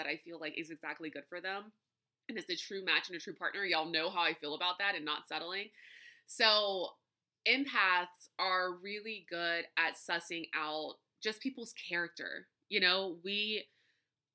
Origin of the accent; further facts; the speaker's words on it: Louisiana, United States; growing up in Louisiana, live music is a huge thing here.